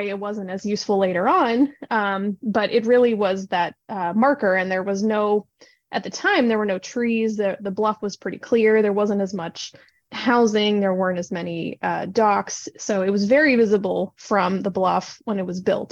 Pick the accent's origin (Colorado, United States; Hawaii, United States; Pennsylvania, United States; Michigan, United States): Pennsylvania, United States; Pittsburgh; moved away as an adult; also born or lived in Bangor, Maine / Cooperstown, New York; now in Erie, United States; I'm from Pittsburgh, Pennsylvania originally. I've lived in Erie about 5 years